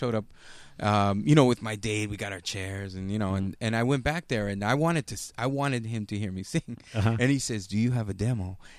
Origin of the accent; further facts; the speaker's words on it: La Habra, California, United States; La Habra is my hometown